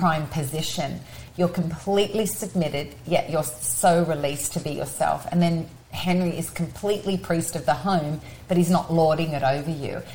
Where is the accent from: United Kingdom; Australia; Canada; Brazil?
Australia; now in United States; I'm Australian